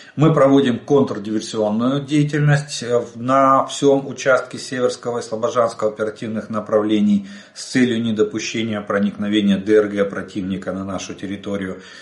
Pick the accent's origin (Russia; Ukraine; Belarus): Ukraine; мы из Украины.